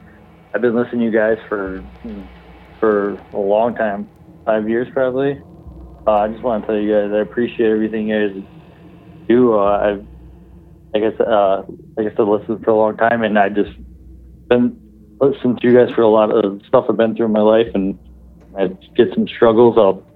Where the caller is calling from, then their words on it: Illinois, United States; from Illinois.